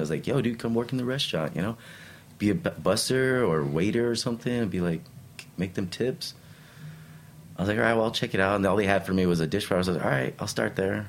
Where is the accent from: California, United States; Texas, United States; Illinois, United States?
Texas, United States; El Paso; also born or lived in Brooklyn, New York; now in New York, United States; grew up in the most Mexican part of Texas